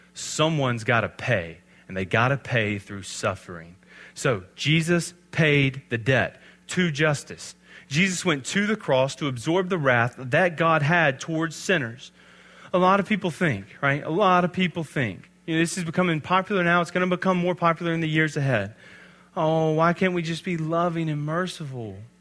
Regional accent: Alabama, United States; I'm from Alabama

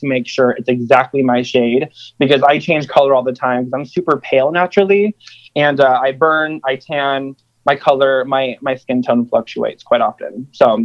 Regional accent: Kansas City, Missouri, United States; moved away as an adult; now in Los Angeles, United States; I live in Los Angeles now, but I'm originally from Kansas City, Missouri, actually a suburb of Kansas

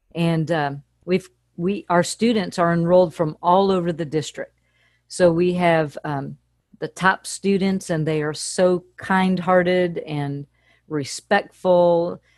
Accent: Fairport Harbor, Ohio, United States; moved away as an adult; also born or lived in Akron, Ohio; now in Nashville, United States; I grew up in a little port town in Fairport Harbor, Ohio.

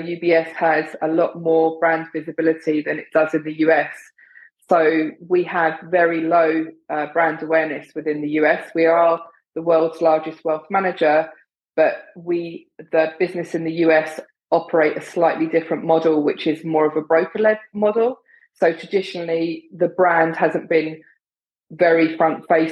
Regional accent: London, United Kingdom; now in New York City, United States; I'm originally from London in the UK

